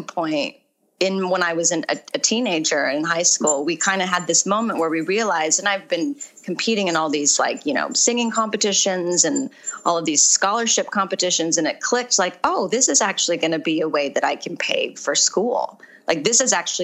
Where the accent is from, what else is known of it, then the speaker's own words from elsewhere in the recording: Orange County, California, United States; moved away as an adult; also born or lived in Arizona; I grew up in Orange County